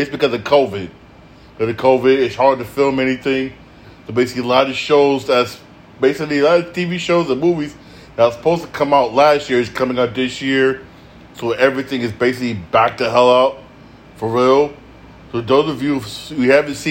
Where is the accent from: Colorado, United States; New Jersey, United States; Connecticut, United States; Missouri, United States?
Connecticut, United States; I'm from Connecticut.